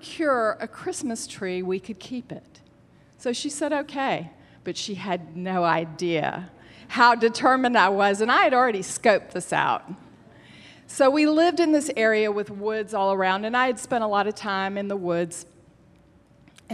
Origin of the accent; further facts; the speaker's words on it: Alabama, United States; as a Jewish child growing up in Alabama